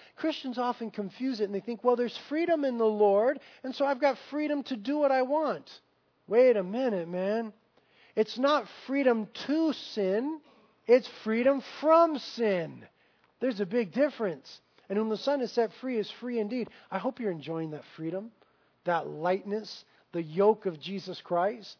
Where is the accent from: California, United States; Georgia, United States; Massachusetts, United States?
California, United States; Carpinteria; I grew up here in Carpinteria, born and raised.